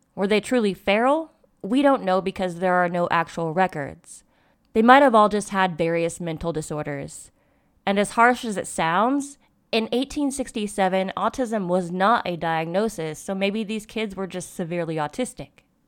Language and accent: English; United States